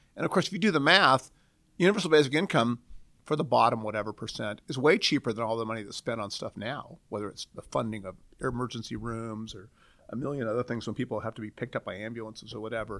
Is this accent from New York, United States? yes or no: no; Portland, Oregon, United States; moved away as an adult; now in Seattle, United States; I grew up in Portland, uh, a nominally well-planned city